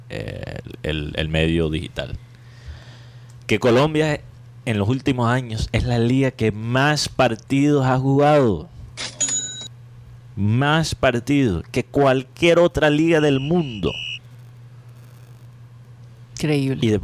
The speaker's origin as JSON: {"language": "Spanish", "town": "Miami", "region": "Florida", "country": "United States", "tie": "born there", "said": "Porque yo entiendo, porque yo nací en Miami por accidente, básicamente, porque"}